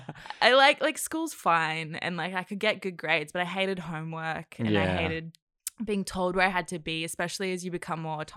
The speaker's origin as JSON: {"language": "English", "town": "Cairns", "region": "Queensland", "country": "Australia", "tie": "born or raised there", "also_born_or_lived": "New Zealand / Indonesia", "said": "because I was born in New Zealand, actually, and then I lived in Indonesia for 5 years. And then so we moved to Cairns when I was like six."}